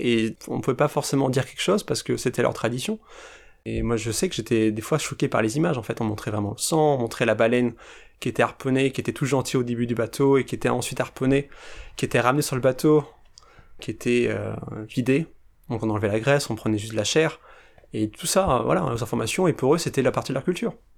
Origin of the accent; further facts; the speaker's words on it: France; en tant que Français, avec ces traditions-là